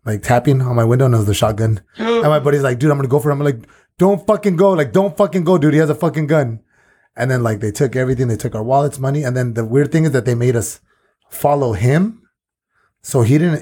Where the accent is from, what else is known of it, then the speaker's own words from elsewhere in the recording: San Diego, California, United States; I grew up in Nestor